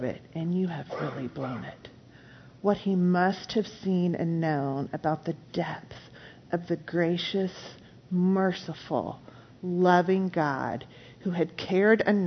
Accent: East Coast, United States; moved away; We're from the East Coast. We don't really have canyons

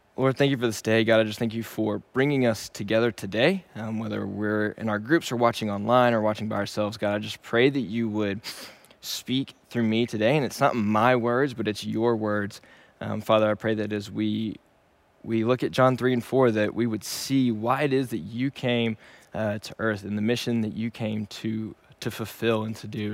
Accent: Shreveport, Louisiana, United States; moved away as an adult; also born or lived in Dallas, Texas; Originally, I am from Shreveport, Louisiana, and I was born and raised there

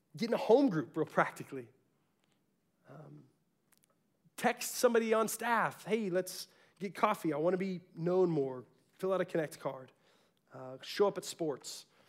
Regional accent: Garland, Texas, United States; I was from South Garland. That was the real Garland.

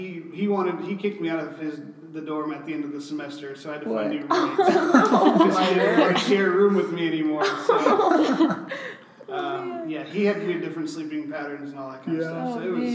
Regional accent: California, United States; moved away as an adult; also born or lived in Fort Worth, Texas; I grew up in California, and I moved to Fort Worth to go to TCU.

